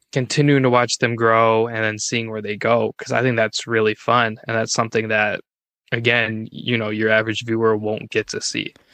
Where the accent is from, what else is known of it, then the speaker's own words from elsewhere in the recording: Minnesota, United States; I'm from Minnesota.